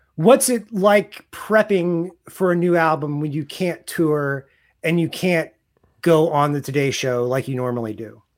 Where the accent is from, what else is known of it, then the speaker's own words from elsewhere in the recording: Raytown, Missouri, United States; moved away; also born or lived in New York; I'm from Kansas City originally, And the town I'm from, Raytown